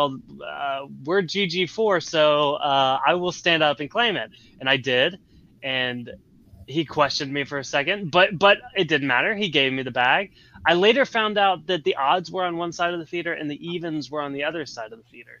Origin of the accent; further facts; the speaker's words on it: Nashville, Tennessee, United States; I'm from Nashville.